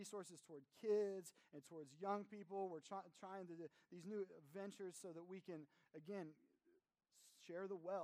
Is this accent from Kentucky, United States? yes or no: yes; Kentucky, United States; moved away; I come from Kentucky